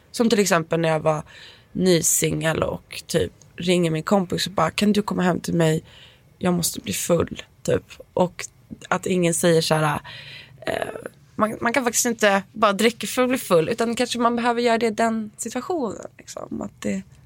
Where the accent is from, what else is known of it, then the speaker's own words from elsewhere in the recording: Stockholm, Stockholm County, Sweden; moved away; jag är uppväxt på Östermalm